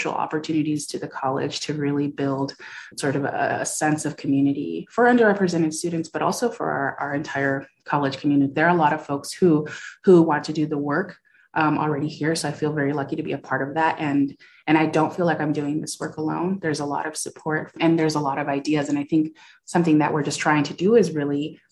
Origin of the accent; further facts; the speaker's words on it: California, United States; moved away as an adult; also born or lived in Iowa; I'm from California